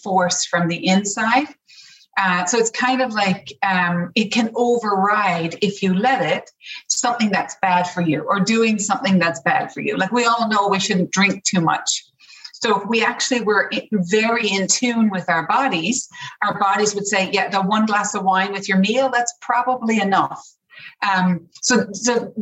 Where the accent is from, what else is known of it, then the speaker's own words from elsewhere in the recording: Newfoundland and Labrador, Canada; moved away as an adult; also born or lived in Toronto; now in Ireland; I grew up in Newfoundland.